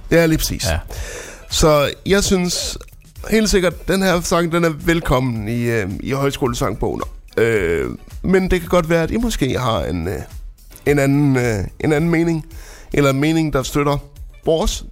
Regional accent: Frederikshavn, North Denmark Region, Denmark; moved away; jeg kommer jo oprindeligt fra Frederikshavn

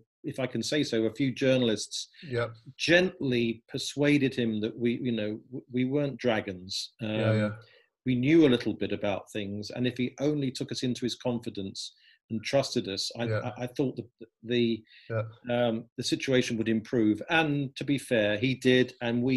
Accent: Southend-on-Sea, East of England, United Kingdom; I'm from Southend, which is the same as the Lloyd family.

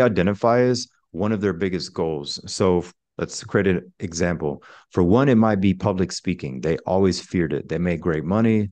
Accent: Pensacola, Florida, United States; I'm originally from Pensacola, Florida, which is the Panhandle

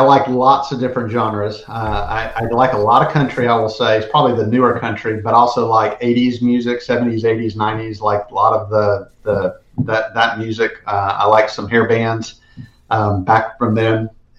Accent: South Georgia, United States; I was from South Georgia, and so … went to Georgia Southern, which is like a stone throw from where I grew up.

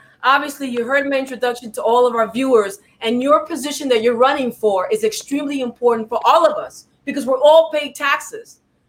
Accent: New York, United States; also born or lived in Panama; I'm from New York too. I was born in Panama, and I came to the U.S. when I was 3 months old. So I'm also like a New Yorker, and you know, we're friendly people

